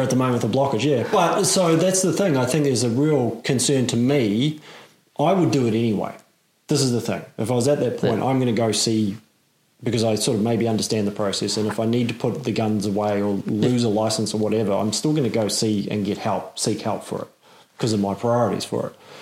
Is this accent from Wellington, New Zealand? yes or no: no; Auckland, New Zealand; I'm in Auckland. Yeah. I grew up in Auckland.